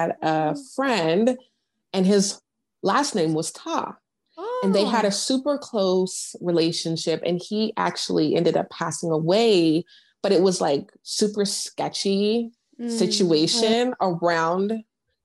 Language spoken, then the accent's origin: English; United States; also born or lived in Seattle, Washington, United States / California, United States; now in Houston, United States; I'm in Houston now. I was born in Seattle. I grew up between there and California